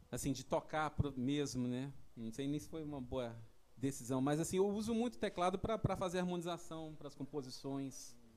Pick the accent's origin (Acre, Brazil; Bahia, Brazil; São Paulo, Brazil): São Paulo, Brazil; Sou de lá de São Paulo.